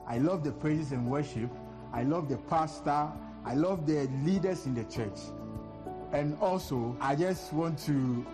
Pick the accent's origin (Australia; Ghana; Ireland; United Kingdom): Ghana; now in Cyprus; I'm from Ghana. I love Church of Pentecost because Church of Pentecost have been in my heart since day one. I've been to Church of Pentecost when I was in Ghana.